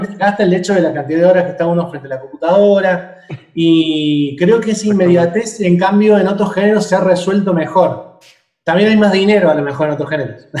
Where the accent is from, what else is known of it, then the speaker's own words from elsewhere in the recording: Córdoba, Argentina; now in Buenos Aires, Argentina; no soy de Buenos Aires, si me notó un acento porque soy de Córdoba Capital, que es una provincia